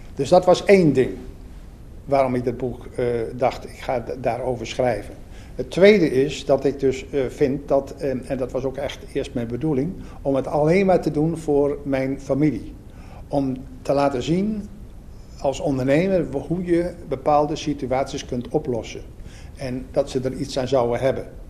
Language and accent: Dutch; Assen, Drenthe, Netherlands; now in Belgium; Ik ben Assenaar. Ik ben in Assen geboren en getogen